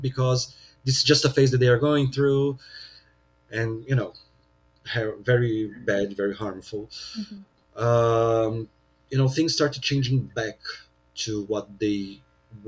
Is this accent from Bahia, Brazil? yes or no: no; São Paulo, Brazil; here in São Paulo, my hometown